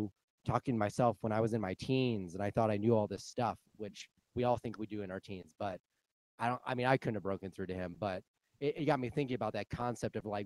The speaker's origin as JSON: {"language": "English", "region": "Kansas", "country": "United States", "tie": "born or raised there", "moved": "yes", "said": "the town in middle of Kansas I grew up in with like a few thousand people."}